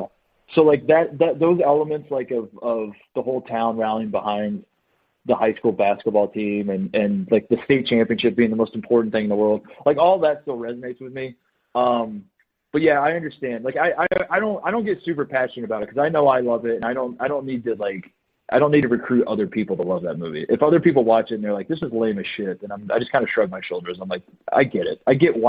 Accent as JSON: {"language": "English", "region": "Indiana", "country": "United States", "tie": "born or raised there", "said": "I'm from Indiana, but, like, I live that, you know, like, playing high school basketball in Indiana."}